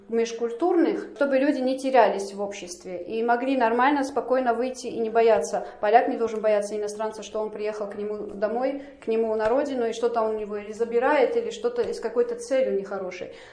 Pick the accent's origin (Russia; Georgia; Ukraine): Georgia; 12 э, лет у меня была своя фирма в Грузии, я сама из Грузии приехала.